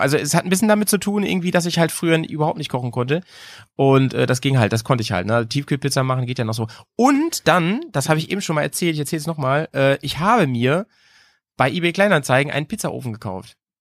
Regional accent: near Hanover, Lower Saxony, Germany; now in Bremen, Germany; in meiner alten Heimat, ne, wo ich herkomme, in der Nähe von Hannover

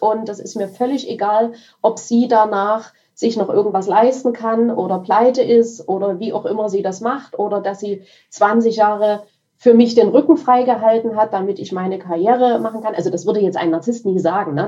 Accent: Dresden, Saxony, Germany; ich bin aus Dresden.

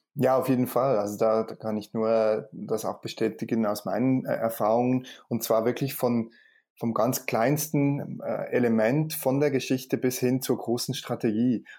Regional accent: Switzerland; bei uns in der Schweiz

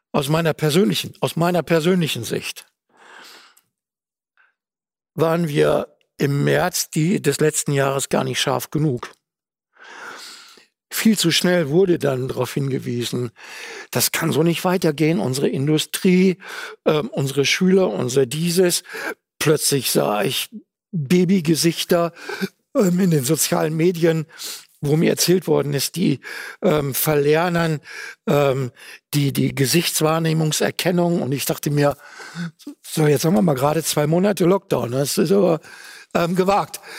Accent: Duisburg, North Rhine-Westphalia, Germany; Meine Heimatstadt Duisburg ist Partnerstadt äh, von Wuhan.

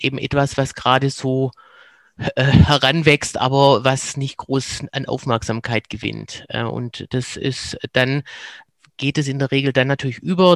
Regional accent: Swabia, Germany; accent: Swabian; now in Cologne, Germany; komme ich aus dem Schwäbischen ähm, und bin in Köln gelandet

